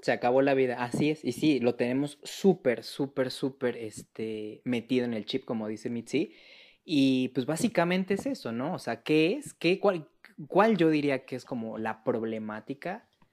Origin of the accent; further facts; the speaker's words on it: Mexico City, Mexico; yo soy este, orgullosísimamente de la Ciudad de México de tercera generación